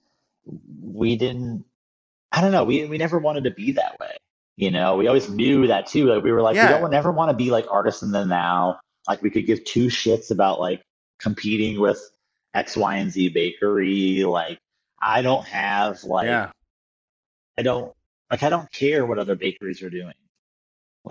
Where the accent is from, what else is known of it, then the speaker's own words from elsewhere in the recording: outside DC, Northern Virginia, United States; I grew up outside DC in Northern Virginia, in the super suburby, you know, area